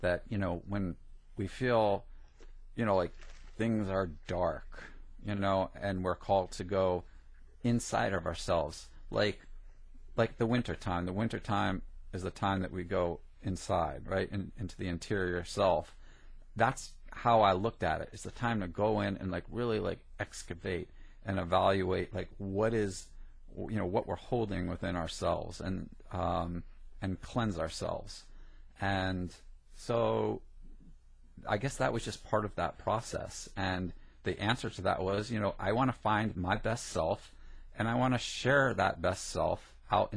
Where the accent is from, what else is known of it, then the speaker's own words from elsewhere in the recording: New Jersey, United States; I grew up in Jersey